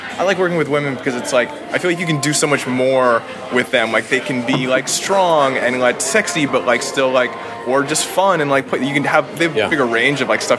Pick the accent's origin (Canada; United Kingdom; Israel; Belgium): Canada; moved away as an adult; now in Los Angeles, United States; I grew up in Canada.